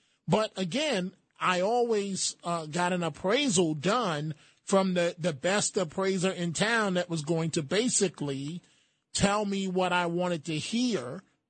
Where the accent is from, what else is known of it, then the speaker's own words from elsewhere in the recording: New York, United States; Maybe it's because I'm a New Yorker